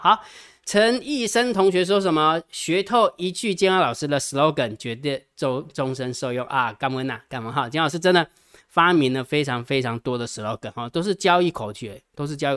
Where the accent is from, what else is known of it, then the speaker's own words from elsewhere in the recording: Jiadong, Pingtung County, Taiwan; 出生在屏东嘉东石光县啊